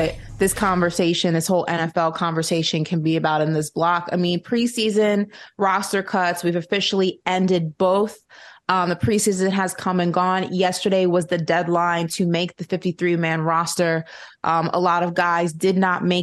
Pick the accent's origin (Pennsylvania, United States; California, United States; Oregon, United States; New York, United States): New York, United States; as a New Yorker